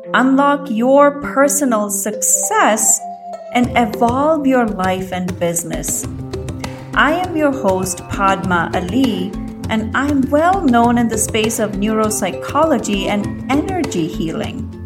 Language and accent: English; India; moved away; I grew up in India